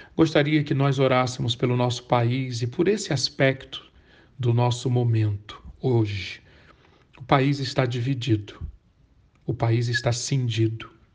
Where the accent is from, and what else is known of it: Brazil